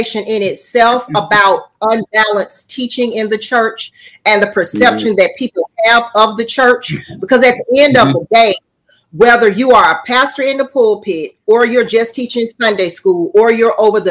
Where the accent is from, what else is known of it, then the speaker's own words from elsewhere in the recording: Birmingham, Alabama, United States; now in Talladega, United States; born and raised in Birmingham, Alabama